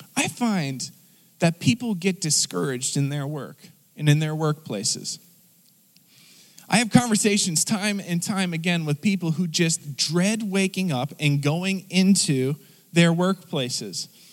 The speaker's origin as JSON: {"language": "English", "country": "United States", "said": "as American people"}